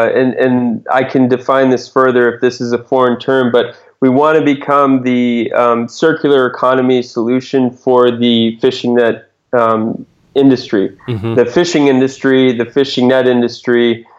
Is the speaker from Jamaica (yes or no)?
no; New England, United States; When I grew up in New England, a common small fish